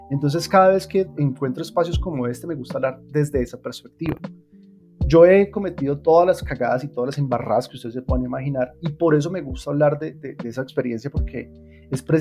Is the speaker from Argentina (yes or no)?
no; Colombia; Soy colombiano.